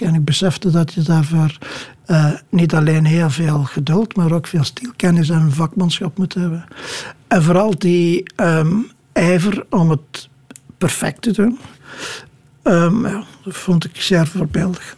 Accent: Kruishoutem, Flanders, Belgium; moved away; het huis waar ik opgegroeid ben is al een poos geleden afgebroken

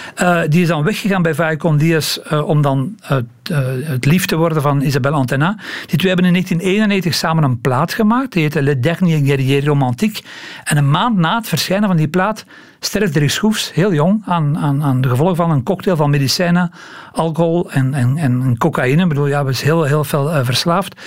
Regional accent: Belgium; als Belgen

